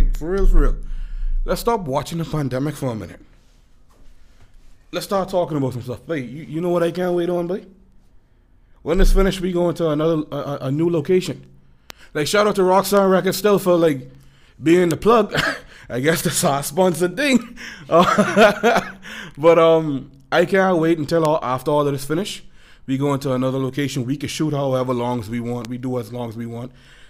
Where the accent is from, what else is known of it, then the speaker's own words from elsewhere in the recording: Florida, United States; I, as a fella who also had an experience growing up in Florida